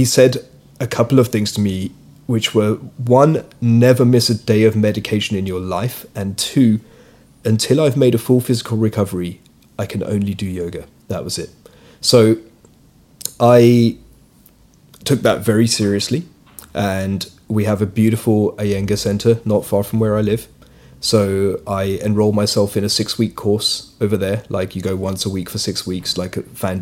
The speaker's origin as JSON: {"language": "English", "region": "London", "country": "United Kingdom", "tie": "born or raised there", "said": "So I'm British, but I'm of Indian origin. My parents are immigrants from East Africa, so I was born in the UK. I grew up here."}